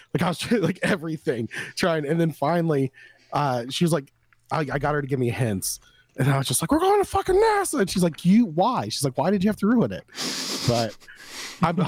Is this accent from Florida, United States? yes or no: yes; Florida, United States; moved away; I'm from Florida